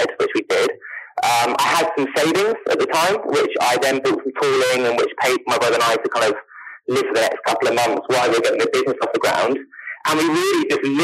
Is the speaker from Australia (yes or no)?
no; Spain; moved away; also born or lived in London / New York / Los Angeles; I grew up in Spain, I left Spain